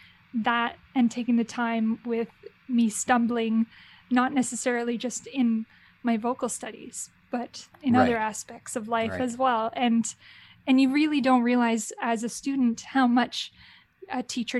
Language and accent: English; Brampton, Ontario, Canada; also born or lived in Oakville / London; I grew up in Brampton and then moved to Oakville for my high school